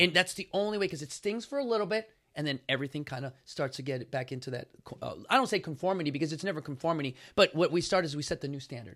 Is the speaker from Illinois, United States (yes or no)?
yes; Chicago, Illinois, United States; I come from Chicago